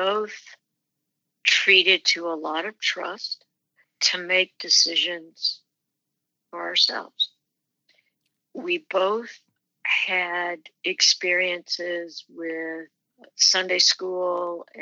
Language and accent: English; Manhattan, Kansas, United States; It was a very enjoyable journey growing up in Manhattan